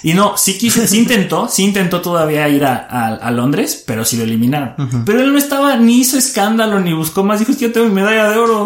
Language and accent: Spanish; Mexico; también soy mexicano